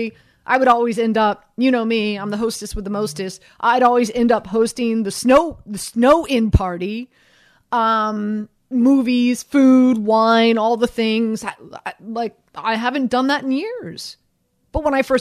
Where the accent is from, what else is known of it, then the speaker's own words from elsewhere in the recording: Miami, Florida, United States; moved away as an adult; now in New York, United States; I'm from Miami